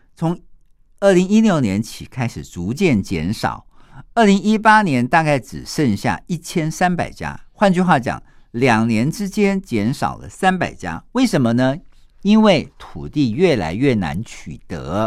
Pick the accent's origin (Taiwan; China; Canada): Taiwan; 一般我们台湾人把它叫做风水瓷